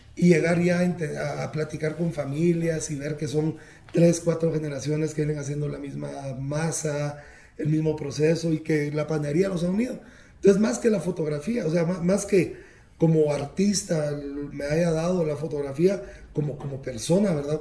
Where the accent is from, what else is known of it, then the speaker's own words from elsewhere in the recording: Quetzaltenango, Guatemala; naciendo en una, una ciudad ahora eh, en el altiplano guatemalteco con un 85% de, de, población indígena